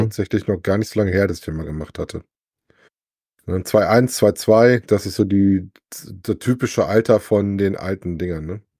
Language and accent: German; Wesel, North Rhine-Westphalia, Germany; bei uns in Wesel